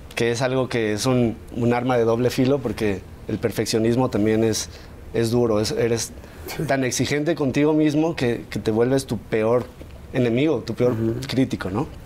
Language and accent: Spanish; San Luis Potosí, Mexico; also born or lived in Mexico City; Yo nací en la Ciudad de México, pero a los ocho años de edad nos mudamos toda mi familia a San Luis y pues ahí crecí